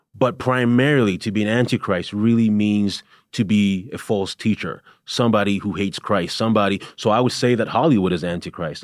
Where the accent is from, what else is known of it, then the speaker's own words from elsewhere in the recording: Canada; moved away; I'm originally from Canada